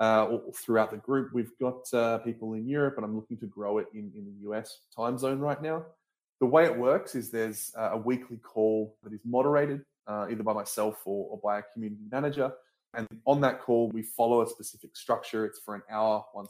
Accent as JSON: {"language": "English", "country": "Australia", "said": "I'm originally an Australian"}